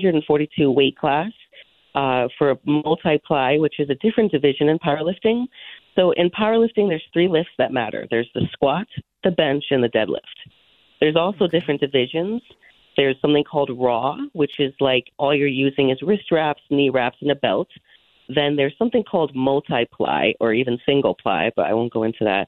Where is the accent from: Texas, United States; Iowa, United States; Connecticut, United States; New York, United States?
Connecticut, United States; Monroe; also born or lived in Illinois / Hamden, Connecticut; I was born technically in Illinois, I guess, but I grew up in Monroe and now I own a house in Hamden